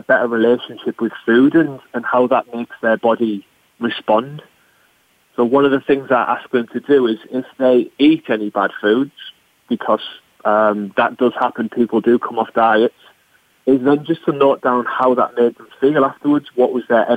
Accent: North East England, United Kingdom; I'm not from London. I'm from the northeast of England

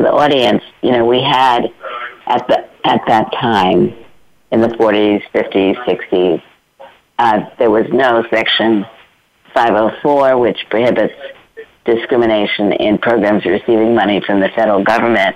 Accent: New York City, New York, United States; I grew up in Brooklyn, New York

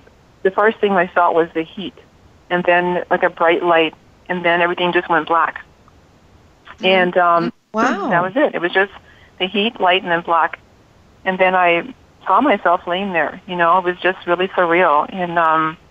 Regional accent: Liberia; now in United States; I'm from Liberia, West Africa. I was born and raised there.

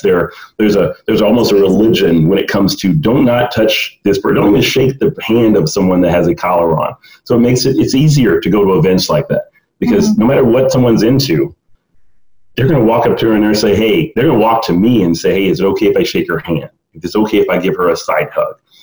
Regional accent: the South, United States; growing up in the South

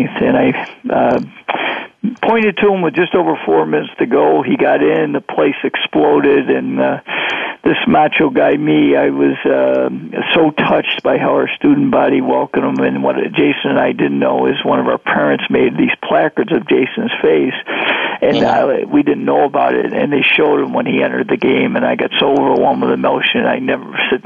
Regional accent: Greece, New York, United States; I had an opportunity 28 years ago to go back to my hometown, Greece, New York

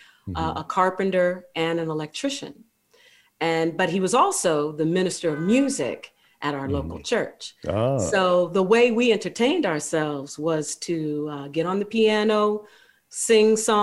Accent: Ohio, United States; born or raised there

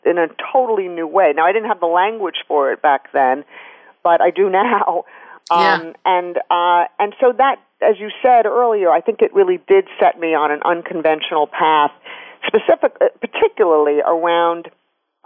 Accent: New York City, New York, United States; I grew up in New York City, and I'm still there

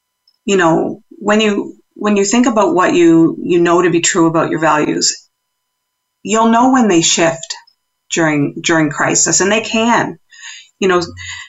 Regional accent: East Coast, United States; accent: East Coast; Well, now there's my East Coast accent coming out for those who are listening.

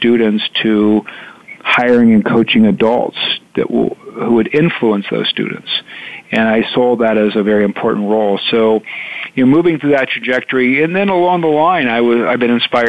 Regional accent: Indiana, United States; I'm from Indiana

